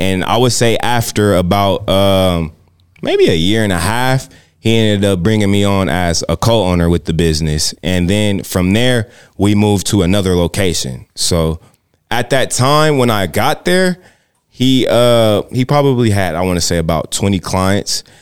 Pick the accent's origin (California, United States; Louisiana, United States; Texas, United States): California, United States; San Bernardino; now in Las Vegas, United States; I'm from, I'm from San Bernardino, California.